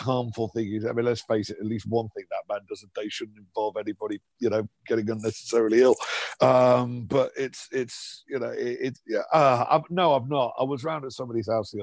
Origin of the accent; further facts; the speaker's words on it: Liverpool, North West England, United Kingdom; I grew up in Liverpool in the 70s and 80s.